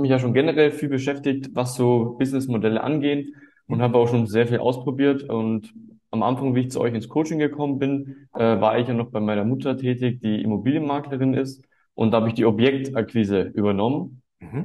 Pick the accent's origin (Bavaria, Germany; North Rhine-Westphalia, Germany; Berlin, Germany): Bavaria, Germany; Munich; ich bin 18 Jahre alt und komme aus München